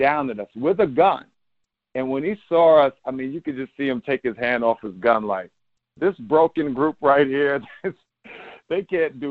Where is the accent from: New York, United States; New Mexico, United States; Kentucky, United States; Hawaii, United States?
New York, United States; I'm a New Yorker. I don't live here.